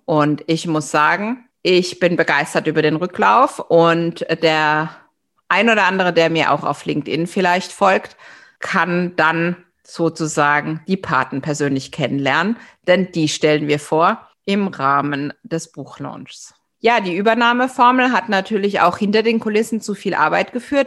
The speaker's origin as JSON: {"language": "German", "country": "Germany", "said": "als Deutsche"}